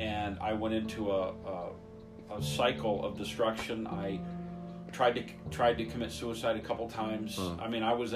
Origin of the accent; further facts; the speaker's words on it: Flint, Michigan, United States; born and raised in Flint, Michigan.